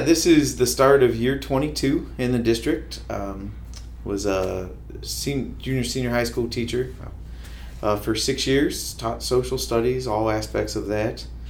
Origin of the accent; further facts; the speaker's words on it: Kenton, Ohio, United States; moved away as an adult; also born or lived in Findlay, Ohio; now in Fostoria, United States; I'm from Kenton, Ohio. Uh, grew up there